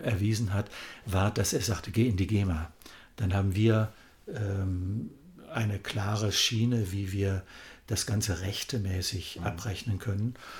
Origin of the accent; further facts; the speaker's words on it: Kassel, Hesse, Germany; in meiner Heimatstadt Kassel